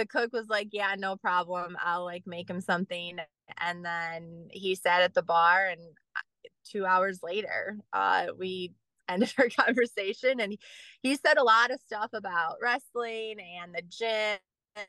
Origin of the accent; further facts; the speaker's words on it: Gurnee, Illinois, United States; I grew up in Gurnee, so Warren High School was my high school.